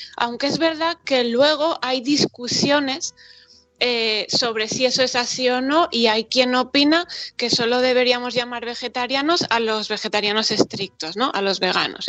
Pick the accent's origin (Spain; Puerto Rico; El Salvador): Spain